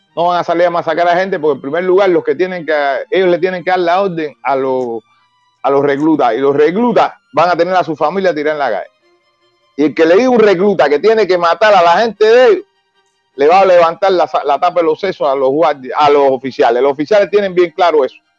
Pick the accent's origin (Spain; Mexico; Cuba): Cuba; Yo no estoy fuera de mi país, yo estoy luchando en mi país y estoy luchando por mi país